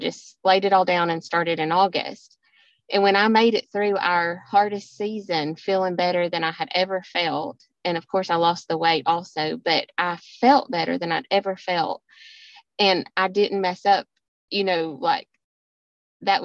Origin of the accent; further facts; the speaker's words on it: Georgia, United States; accent: southern; I live in Georgia. You all know my southern accent